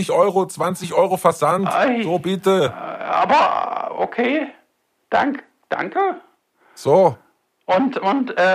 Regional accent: Hannover, Lower Saxony, Germany

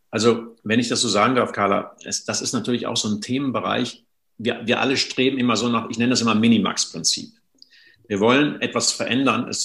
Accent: North Rhine-Westphalia, Germany; ich komme aus dem Sauerland, gibt es noch schöne Quellen. Da habe ich so als Kind oft so bei uns in den Wäldern gespielt.

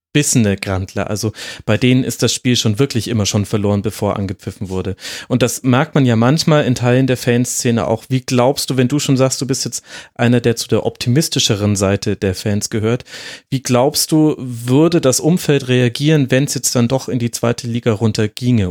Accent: Franconia, Bavaria, Germany; now in Munich, Germany; ich als gebürtiger Franke

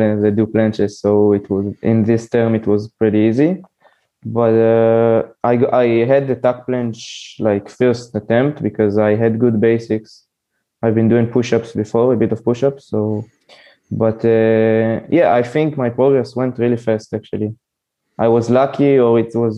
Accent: Israel; I'm from Israel

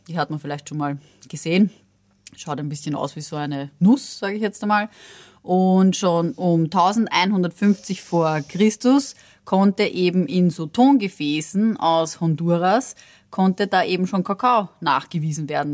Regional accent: Austria; bei uns in Österreich

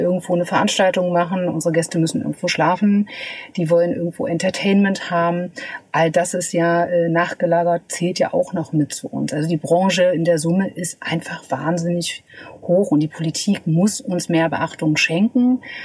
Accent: Magdeburg, Saxony-Anhalt, Germany; moved away as an adult; also born or lived in Berlin; ich komme aus Magdeburg, genau wie du. Wir sind tatsächlich zusammen zur Schule gegangen

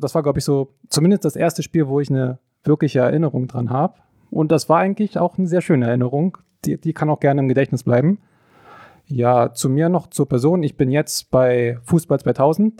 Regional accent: Forst, Brandenburg, Germany; also born or lived in Cottbus; now in Greifswald, Germany; Aufgewachsen bin ich an der deutsch-polnischen Grenze, in, ich weiß nicht, ob jemand was sagt, in Forst

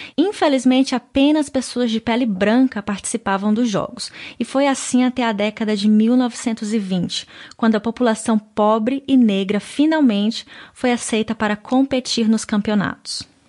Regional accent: Brazil; moved away

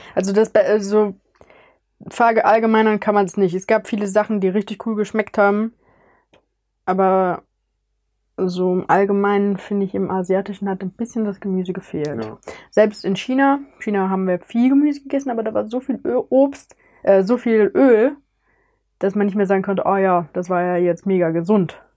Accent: near Cologne, North Rhine-Westphalia, Germany; ich komme aus Oberrad in der Nähe von Köln

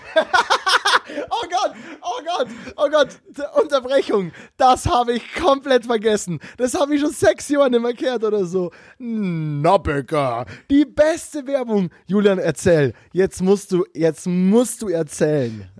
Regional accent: Bavaria, Germany; moved away as an adult

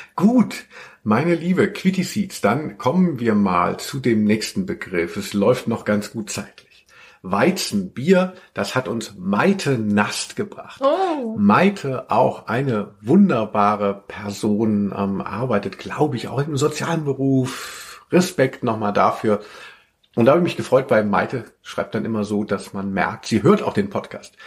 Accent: Hanau, Hesse, Germany; in Hanau, äh, wo ich aufgewachsen bin

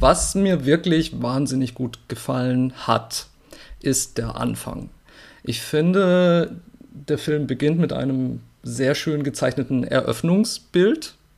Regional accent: Murg, Baden-Württemberg, Germany; der Landkreis Walzutingen befindet sich ganz unten im Südwesten an der Schweizer Grenze. Da bin ich aufgewachsen

